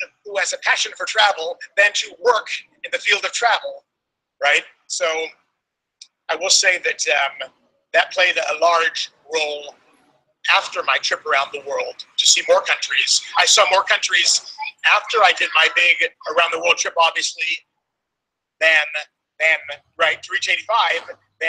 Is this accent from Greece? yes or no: yes; Greece; I'm from Greece